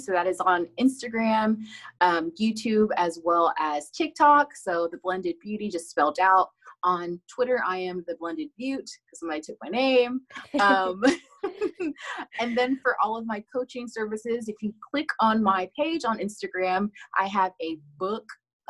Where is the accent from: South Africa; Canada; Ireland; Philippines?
Philippines; born there; I was born in the Philippines. I was born in Pampanga, Davao, and Angeles City.